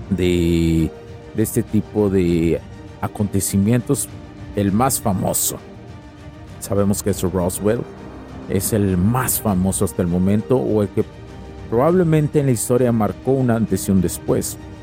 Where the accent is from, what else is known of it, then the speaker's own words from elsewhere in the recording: Mexico; en México somos Estados Unidos mexicanos